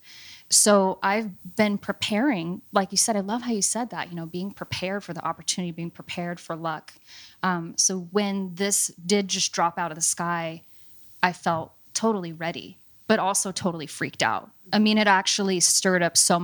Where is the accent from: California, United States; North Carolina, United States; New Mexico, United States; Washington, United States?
Washington, United States; Seattle; Born and raised in Seattle. I was born at Group Health on Broadway